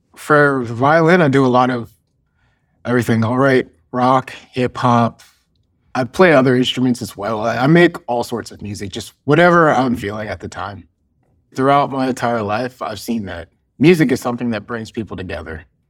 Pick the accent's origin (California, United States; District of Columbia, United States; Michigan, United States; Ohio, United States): Ohio, United States; Cincinnati; I was, uh, born and raised in Cincinnati, Ohio